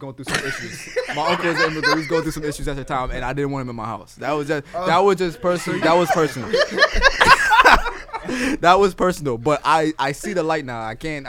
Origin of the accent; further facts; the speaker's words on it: New York, United States; We're from New York